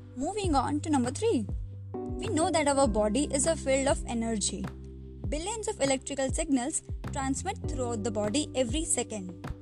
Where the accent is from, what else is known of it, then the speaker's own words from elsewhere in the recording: India; I'm from India